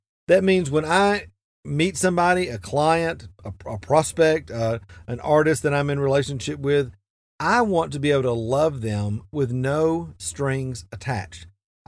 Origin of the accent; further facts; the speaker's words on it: Atlanta, Georgia, United States; now in Asheville, United States; it kind of reminds me of when I moved to Asheville from Atlanta, Georgia. I'd grown up kind of in the Bible Belt, so everybody I knew was a Christian.